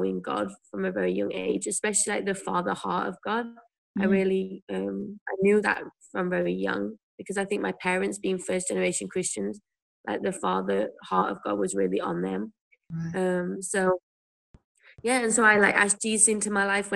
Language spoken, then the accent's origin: English; Whitwell, East Midlands, United Kingdom; moved away as an adult; now in Taiwan; I grew up in a place called Whitwell, which is near a town called Worksop, which I'm sure no one's ever heard of. In the UK, near Sheffield